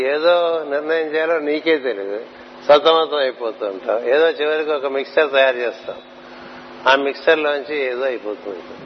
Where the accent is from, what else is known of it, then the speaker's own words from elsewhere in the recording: Anantapur, Andhra Pradesh, India; మా చిన్నప్పుడు చదువుకున్నప్పుడు అనంతపూర్లో